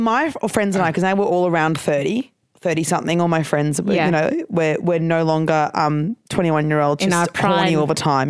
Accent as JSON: {"language": "English", "region": "Queensland", "country": "Australia", "accent": "Queensland", "said": "is it just my Queensland accent being stronger because I've lived in Queensland still?"}